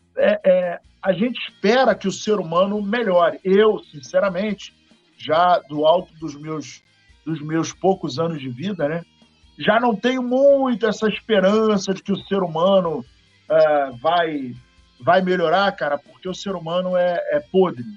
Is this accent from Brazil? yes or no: yes; Paraíba, Brazil; Eu sou paraibano com muito orgulho, muito orgulho.